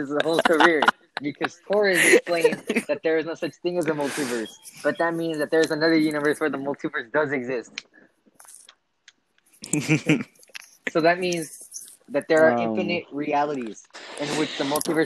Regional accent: Kings County, California, United States; we are from Kings County.

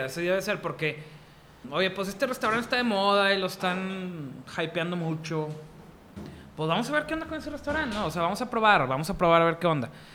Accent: Monterrey, Nuevo León, Mexico; como buen regio

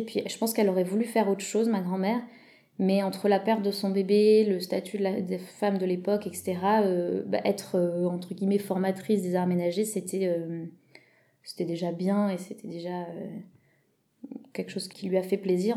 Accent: France; also born or lived in England; Je suis presque autant française qu'européenne.

